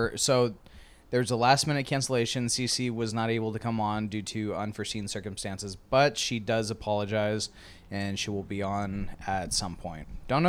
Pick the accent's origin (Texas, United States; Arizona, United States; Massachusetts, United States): Arizona, United States; Tucson; I'm from Tucson